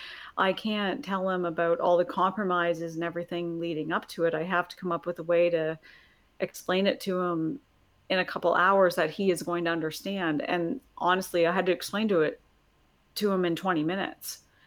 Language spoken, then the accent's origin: English; Canada; I'm a Canadian